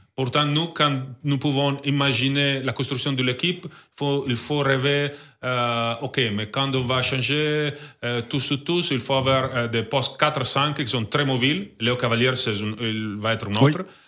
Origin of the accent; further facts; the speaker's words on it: Italy; French is a second language; moved away; ma ville c'est 3 heures de Milan